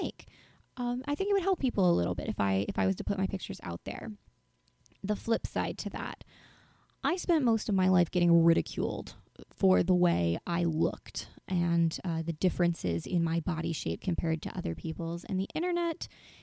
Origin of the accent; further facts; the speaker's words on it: North Carolina, United States; moved away; I'm originally from North Carolina